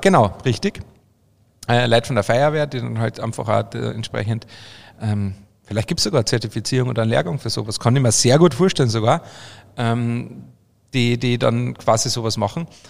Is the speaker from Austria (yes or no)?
yes; Obervellach, Carinthia, Austria; now in Bavaria, Germany; bei uns in Österreich, in Kärnten